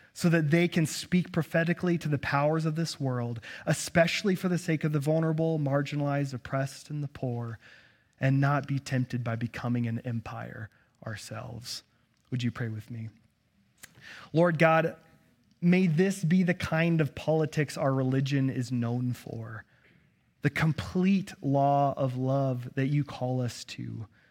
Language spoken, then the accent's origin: English; United States; As an American